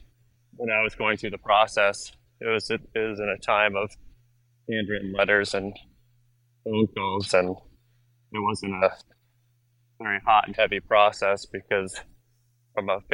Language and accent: English; New Hampshire, United States; a person growing up here